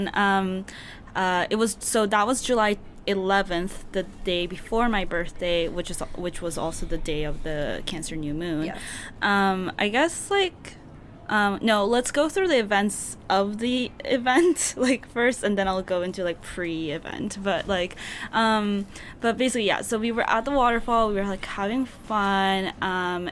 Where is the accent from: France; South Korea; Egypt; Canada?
South Korea; moved away; I grew up in Korea